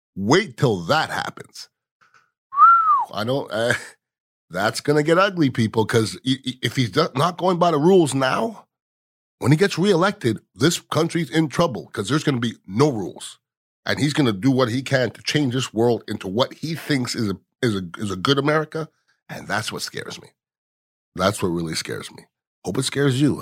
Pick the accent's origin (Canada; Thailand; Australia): Canada; now in United States; I'm from Canada